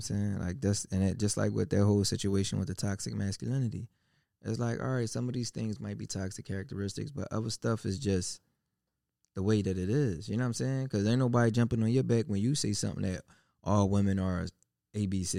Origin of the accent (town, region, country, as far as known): United States; born or raised there